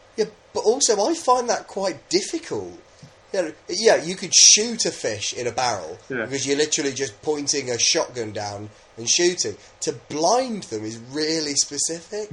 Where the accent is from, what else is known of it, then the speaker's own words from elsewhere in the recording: England, United Kingdom; I'm just English